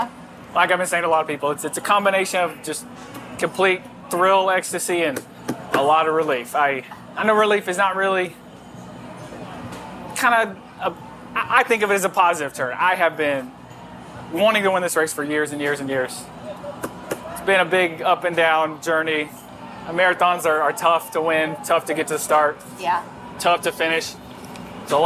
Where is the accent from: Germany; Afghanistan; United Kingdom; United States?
United States; Norman, Oklahoma; growing up in Norman, Oklahoma, right down the road.